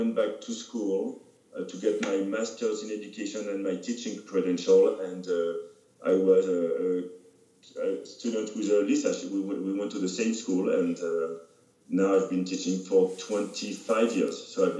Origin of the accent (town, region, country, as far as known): France; moved away